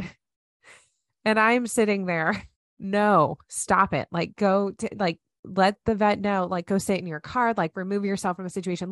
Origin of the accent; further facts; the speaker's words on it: United States; moved away; as an American. One, I absolutely love being an American